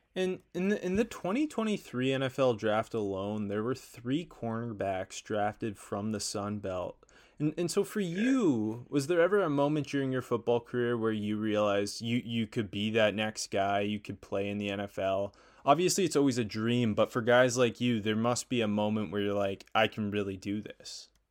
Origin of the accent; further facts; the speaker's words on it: Canada; I'm Canadian